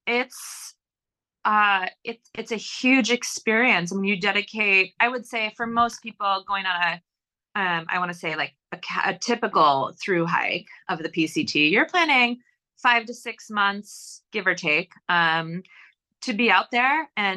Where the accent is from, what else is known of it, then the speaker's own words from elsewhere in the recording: New York, United States; moved away; I grew up in New York State and that's where I lived at the time.